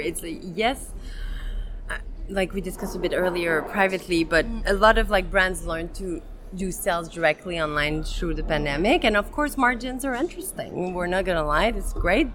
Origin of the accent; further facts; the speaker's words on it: Montreal, Quebec, Canada; I'm from Montreal, Quebec, Canada